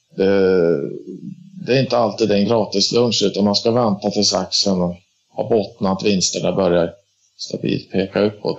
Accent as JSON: {"language": "Swedish", "region": "Dalarna County", "country": "Sweden", "also_born_or_lived": "Stockholm area", "moved": "yes", "lives_now": "Stockholm, Sweden", "said": "Jag är ursprungligen från Dalarna men Sen 2000 bor jag i, i Stockholmsområdet"}